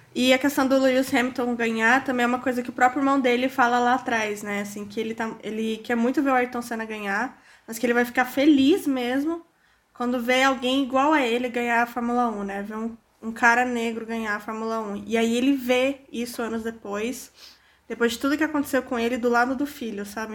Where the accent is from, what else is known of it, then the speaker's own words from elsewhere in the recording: São Paulo, Brazil; eu sou da Zona Norte